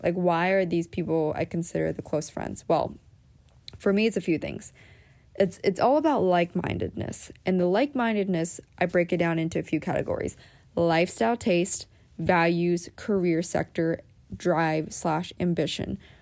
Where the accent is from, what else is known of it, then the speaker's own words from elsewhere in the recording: Pennsylvania, United States; moved away; also born or lived in Southern California; the pace that I grew up in on the East Coast, even though I grew up in Pennsylvania